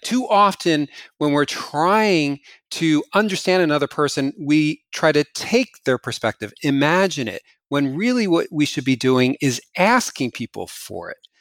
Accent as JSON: {"language": "English", "region": "New Jersey", "country": "United States", "tie": "born or raised there", "moved": "yes", "said": "when I go back to New Jersey, my hometown"}